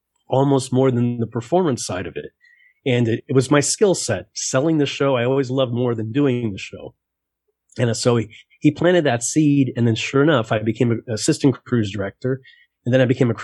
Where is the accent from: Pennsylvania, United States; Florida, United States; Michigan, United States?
Florida, United States; Miami; I was born in Miami, and in Miami as an entertainer